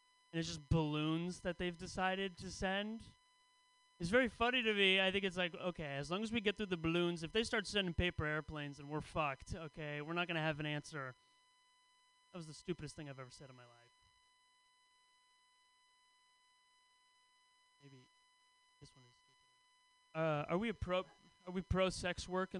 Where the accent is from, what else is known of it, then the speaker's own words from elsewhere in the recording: the Bay Area, California, United States; I grew up in the Bay Area